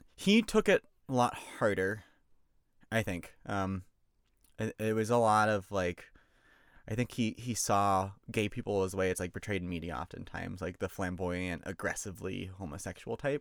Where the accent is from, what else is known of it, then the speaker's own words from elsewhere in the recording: Georgia, United States; I'm from Georgia